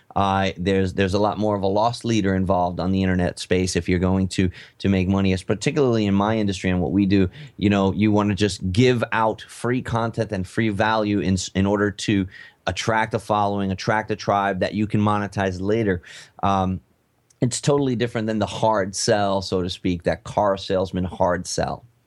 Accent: United States; I'm American

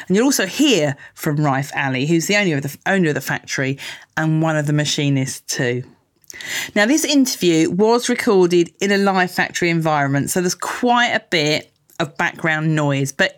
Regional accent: Essex, East of England, United Kingdom; we're also both from Essex

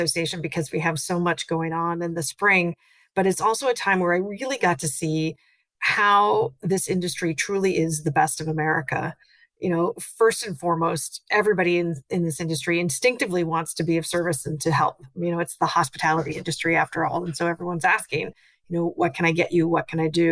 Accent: North Dakota, United States; moved away as an adult; now in Washington, D.C., United States; I grew up in North Dakota on a farm

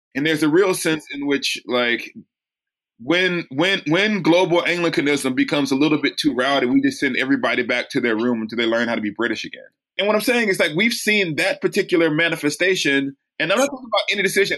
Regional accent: United States; as an American

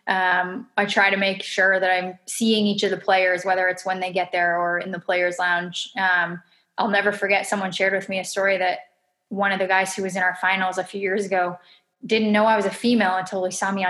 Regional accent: Canada; especially being in my home country

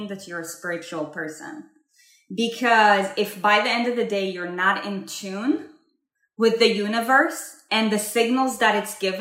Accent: Israel; I was born and raised in Israel

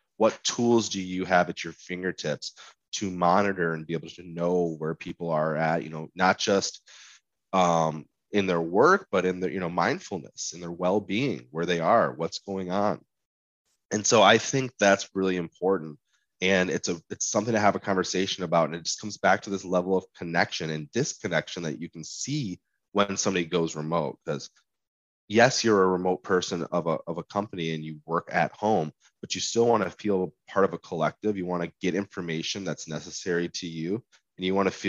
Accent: Michigan, United States; now in Seattle, United States; I'm a transplant from Michigan. I live in Seattle, Washington now

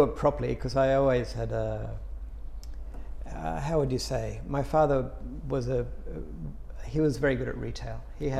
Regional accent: Sydney, New South Wales, Australia; I'm from Sydney. Australia.

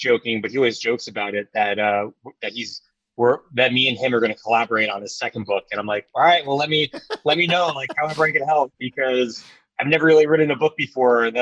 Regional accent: Long Island, New York, United States; I grew up on Long Island

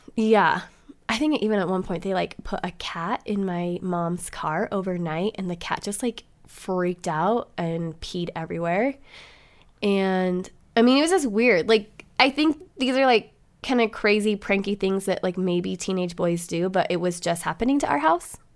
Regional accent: Montana, United States; moved away; also born or lived in California; I went to school from, like, third grade till seventh grade in Montana.

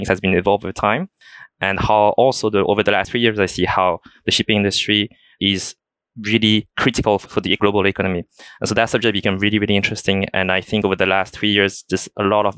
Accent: France; accent: thick French; moved away as an adult; also born or lived in China / United States / Hong Kong; So I was born in China. I grew up in France, hereby a quite thick French accent

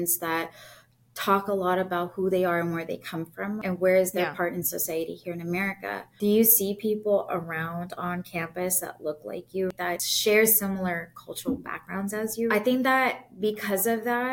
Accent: San Jose, California, United States; moved away as an adult; now in Chicago, United States; I grew up in San Jose, California, born and bred. I'm always going to be a Bay Area girl

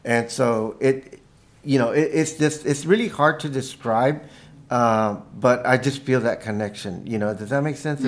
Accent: Staples, Texas, United States; moved away as an adult; also born or lived in San Marcos, Texas; now in Santa Fe, United States; When I was a kid, growing up in Staples, Texas, I mean, I couldn't feel more indigenous growing up around corn

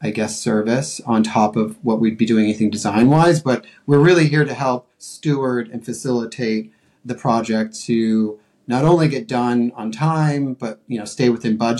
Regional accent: Colorado, United States; also born or lived in Montana / New York City; now in Los Angeles, United States; I'm from Colorado

